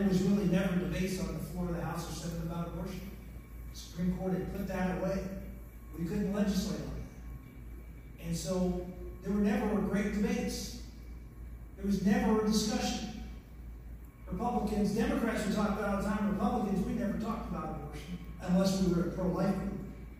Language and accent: English; Pennsylvania, United States; I was from Pennsylvania. It was hard enough being a conservative, much less being an outspoken one on this controversial issue.